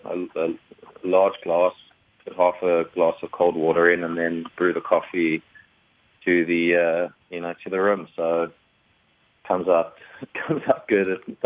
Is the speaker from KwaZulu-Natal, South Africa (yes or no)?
no; Johannesburg, Gauteng, South Africa; moved away as an adult; also born or lived in Manhattan, New York; now in New York, United States; I am South African, though, so if your listenership is picking up an accent, I was born in Johannesburg, South Africa, moved here 7.5 years ago.